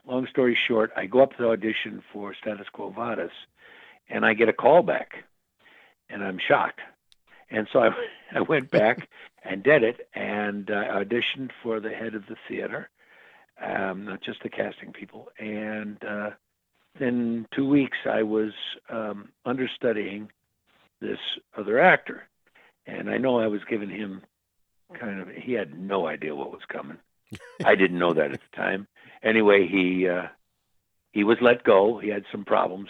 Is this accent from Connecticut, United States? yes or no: no; Crystal Lake, Illinois, United States; also born or lived in Elgin, Illinois; I was raised in a, a small town called Crystal Lake, Illinois